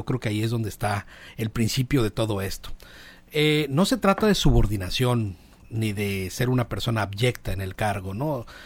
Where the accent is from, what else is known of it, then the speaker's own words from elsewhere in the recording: Mazatlán, Sinaloa, Mexico; soy de Mazatlán, pero pues ya. Estoy participando. Yo soy mazatleco